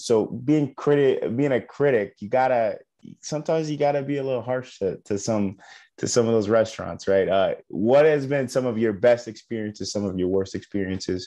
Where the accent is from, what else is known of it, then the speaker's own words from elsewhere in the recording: Cleveland, Ohio, United States; now in Dallas, United States; I am back home in Cleveland